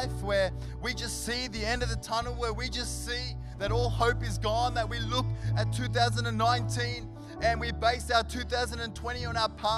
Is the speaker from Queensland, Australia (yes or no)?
no; Sydney, New South Wales, Australia; now in Canberra, Australia; he lived in King's Cross, and that's where we grew up in Sydney